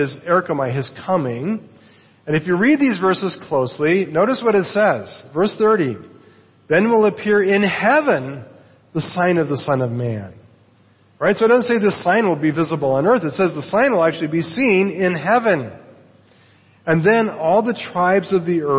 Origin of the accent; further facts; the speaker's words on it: United States; the United States, my home country